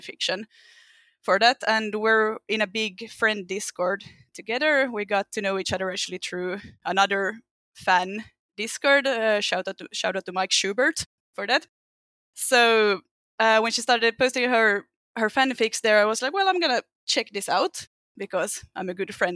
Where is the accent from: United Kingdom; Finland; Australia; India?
Finland; English is a second language; I'm from Finland, so if I have an obnoxious accent at any time, that's the reason.